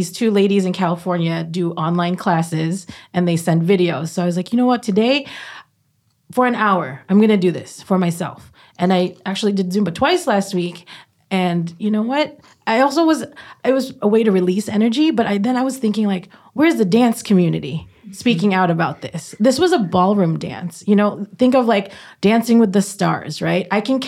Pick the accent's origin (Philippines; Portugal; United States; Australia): Philippines; And dancing is, as a Filipino, dancing is part of our how we celebrate, right?